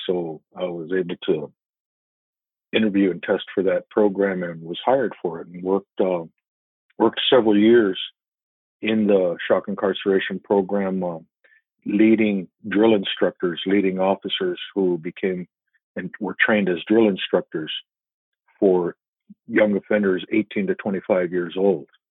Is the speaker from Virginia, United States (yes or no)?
no; Tucson, Arizona, United States; moved away as an adult; also born or lived in central New Mexico; I, spent my school years, my school age years, actually growing up in Tucson.